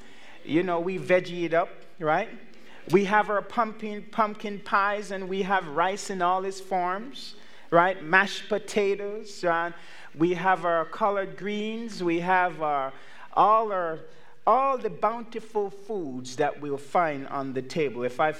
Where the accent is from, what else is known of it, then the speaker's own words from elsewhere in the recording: Canada; Now, as you know, I'm from Canada. My family, we are Canadians, and so we celebrate Thanksgiving 1 month before you.